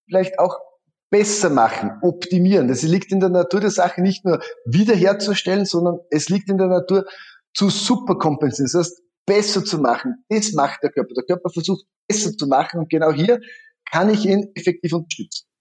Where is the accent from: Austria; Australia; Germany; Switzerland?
Austria; Styria; ich komme aus der Steiermark